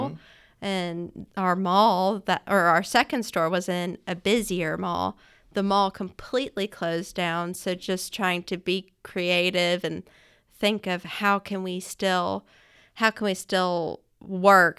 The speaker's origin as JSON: {"language": "English", "town": "Florence", "region": "Alabama", "country": "United States", "tie": "born or raised there", "said": "I grew up in Florence, Alabama"}